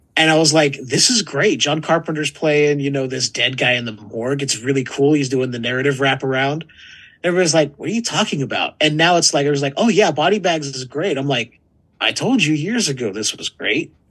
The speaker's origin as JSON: {"language": "English", "region": "California", "country": "United States", "tie": "born or raised there", "said": "I may have been born and raised in California"}